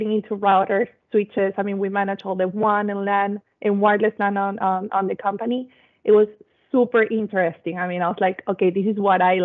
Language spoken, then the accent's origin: English; Venezuela; I am from Venezuela